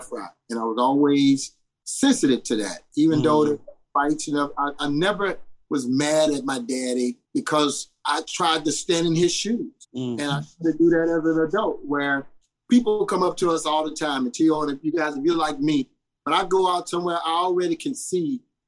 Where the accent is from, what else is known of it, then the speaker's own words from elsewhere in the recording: Houston, Texas, United States; moved away as an adult; I'm from Houston. It's a big city, but it does have a, you know, if you grew up in my town, you can see across over there, there's cows.